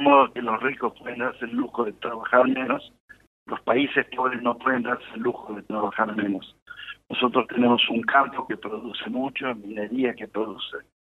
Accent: Argentina

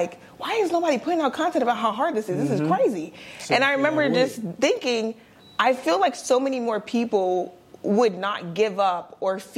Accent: Delaware, United States; I'm from Delaware

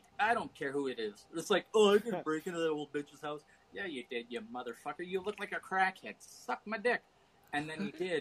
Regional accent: Canada; I'm fucking Canadian

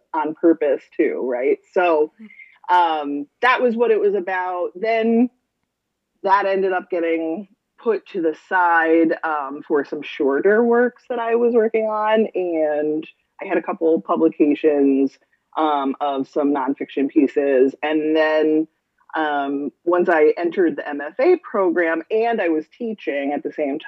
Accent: Averill Park, New York, United States; I am from the area. I grew up in Avril Park, and I actually went to Hudson Valley myself

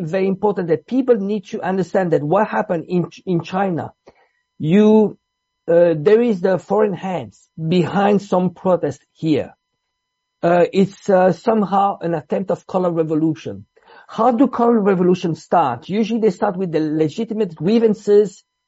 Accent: Switzerland; also born or lived in Italy; I'm Italian. I grew up in Switzerland.

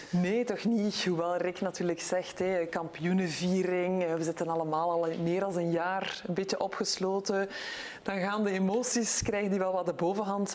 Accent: Belgium; als Belgische, als Europese

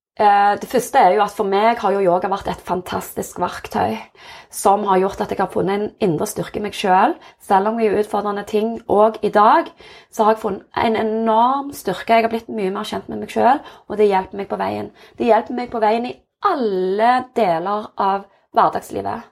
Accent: Jørpeland, Rogaland, Norway; also born or lived in South Korea / Stavanger; jeg er oppvokst på Jørpeland, adoptert fra Sør-Korea, så jeg var åtte måneder da jeg kom til Norge. Og har vokst opp på Jørpeland

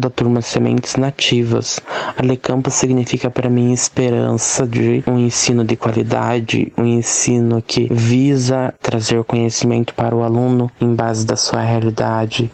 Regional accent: Adrianópolis, Paraná, Brazil; eu sou da comunidade de Mamonas, no município de Adrianópolis, Paraná

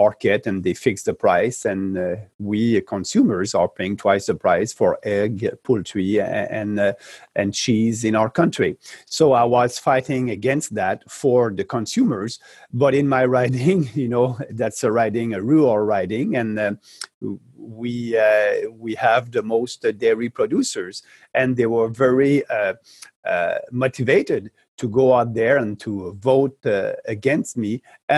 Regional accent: Quebec, Canada; I'm coming from Quebec

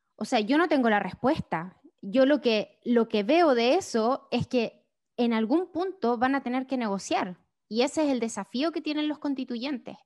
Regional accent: Chile; moved away as an adult; now in United States; soy chilena, vivo en Estados Unidos hace casi cinco años

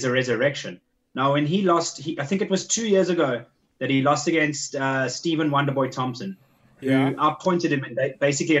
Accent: South Africa; I'm a South African

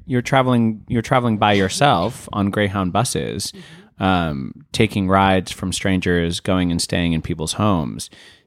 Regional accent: Santa Fe, New Mexico, United States; Santa Fe, New Mexico.

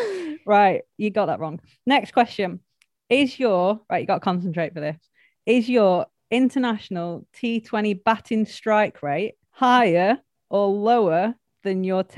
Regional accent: Lancashire, North West England, United Kingdom; I'm from Lancashire

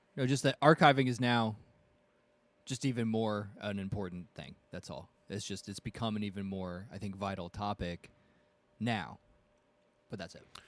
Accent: United States; as an American

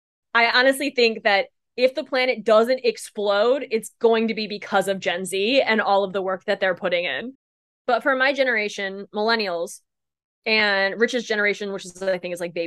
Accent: Midwest, United States; I was raised in the Midwest.

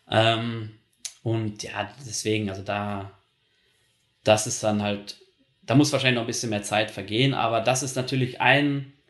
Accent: North Rhine-Westphalia, Germany; ich komme ja aus NRW, aus Nordrhein-Westfalen, das ist in der Nähe von den Niederlanden

